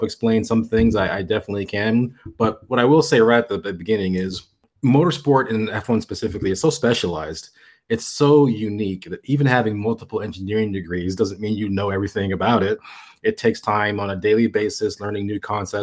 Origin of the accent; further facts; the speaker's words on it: United States; being an American